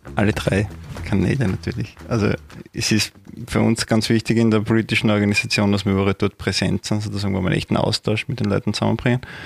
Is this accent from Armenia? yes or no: no; Judenburg, Styria, Austria; moved away as an adult; now in Graz, Austria; bin in der Obersteiermark, genauer gesagt in Junburg aufgewachsen